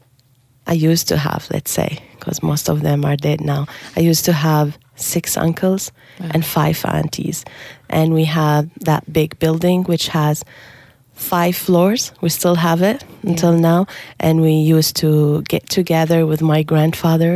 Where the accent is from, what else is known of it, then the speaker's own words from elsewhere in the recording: Syria; English is a second language; moved away as an adult; also born or lived in Dubai, United Arab Emirates; now in Canada; I am originally from Syria. I was born and raised there in Syria, and I moved from Syria